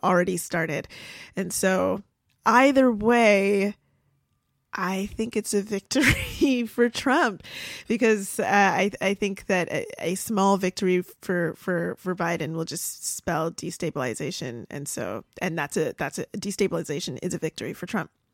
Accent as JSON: {"language": "English", "country": "Canada", "moved": "yes", "lives_now": "United States", "said": "I'm Canadian."}